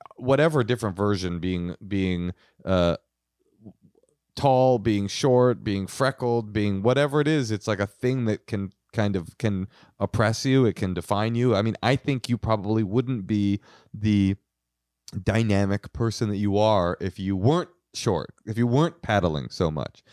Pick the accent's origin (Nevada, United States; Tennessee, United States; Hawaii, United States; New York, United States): New York, United States; New York City; I was born in Queens